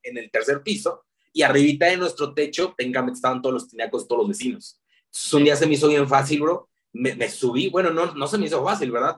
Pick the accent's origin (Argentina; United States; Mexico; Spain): Mexico; León, Guanajuato; nazco en la ciudad de León, Guanajuato, así se llama la capital mundial del calzado. Precisamente vengo de ser eh, eh, zapatero